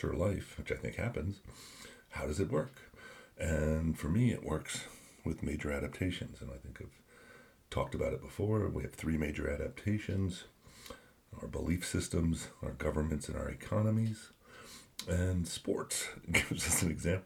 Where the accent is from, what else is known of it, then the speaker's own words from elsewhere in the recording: New Jersey, United States; Growing up in New Jersey, I followed a lot of the New York teams